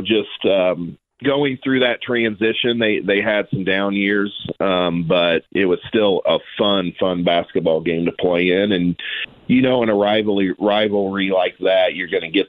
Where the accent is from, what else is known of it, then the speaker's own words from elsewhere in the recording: Noblesville, Indiana, United States; we're from Noblesville